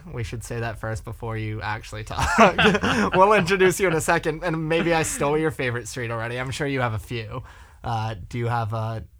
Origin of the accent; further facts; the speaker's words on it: New York City, New York, United States; I grew up in Battery Park